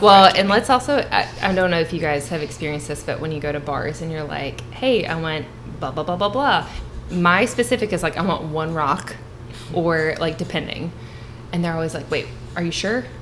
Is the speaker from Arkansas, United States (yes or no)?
no; Southern Kentucky, United States; I was born and raised in Southern Kentucky.